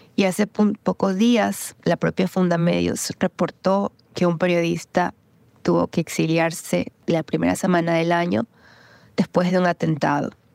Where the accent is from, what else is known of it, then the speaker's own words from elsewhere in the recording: Guayaquil, Guayas, Ecuador; now in United States; nacida en Guayaquil y soy periodista y traductora